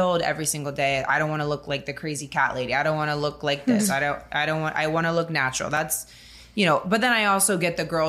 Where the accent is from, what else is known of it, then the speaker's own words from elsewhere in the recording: Fort Lauderdale, Florida, United States; also born or lived in Miami; I'm born and raised in Miami. Well, raised in Fort Lauderdale, but born in Miami.